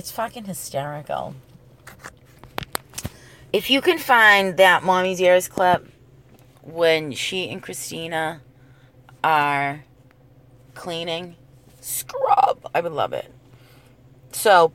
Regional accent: New England, United States; this is the 80s, okay? And we're from the New England area

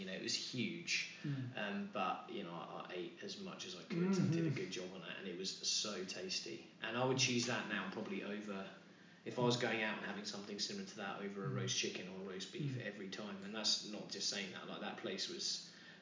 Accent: near Norwich, East of England, United Kingdom; I grew up near Norwich

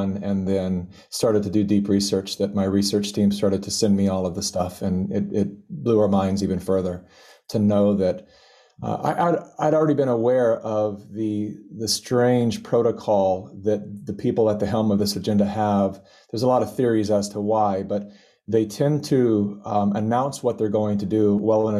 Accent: California, United States; I was born and raised in California

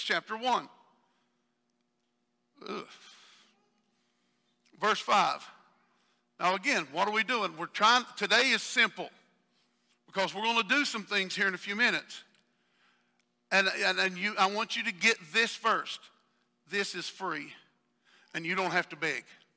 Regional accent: the South, United States; accent: southern; my southern accent

